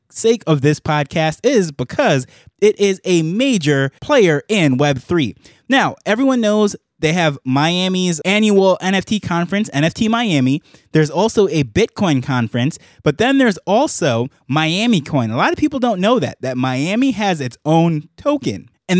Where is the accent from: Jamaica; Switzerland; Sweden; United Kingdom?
Jamaica; now in United States; when I came to the US from Jamaica, that was the first city that I landed in. That's where we flew into from Jamaica, and that was my contact point with the country.